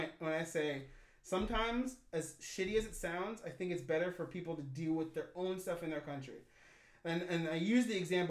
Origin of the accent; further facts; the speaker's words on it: United States; I'm an American.